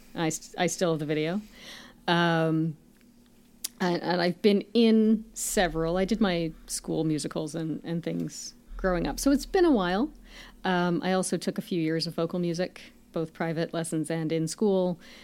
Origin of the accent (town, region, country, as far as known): Canada